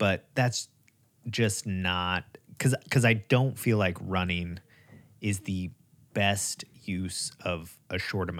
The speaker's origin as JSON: {"language": "English", "country": "United States", "said": "We're American."}